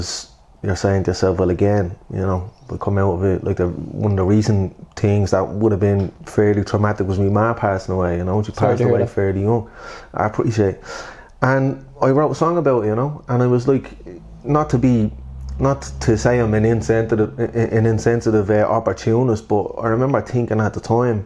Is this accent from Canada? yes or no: no; Dublin, Leinster, Ireland; accent: Dublin; also born or lived in Blanchardstown; growing up in Cabra